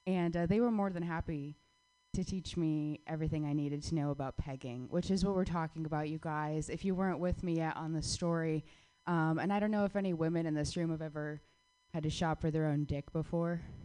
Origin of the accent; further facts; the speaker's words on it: Phoenix, Arizona, United States; moved away; my hometown